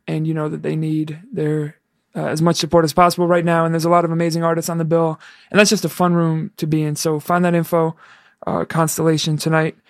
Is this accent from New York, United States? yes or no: yes; New York, United States; moved away; I'm from New York and I go back